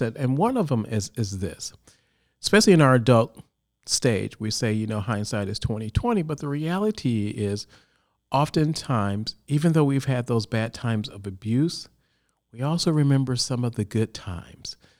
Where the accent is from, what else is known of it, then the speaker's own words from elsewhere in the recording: Chicago, Illinois, United States; now in California, United States; originally, I'm from Chicago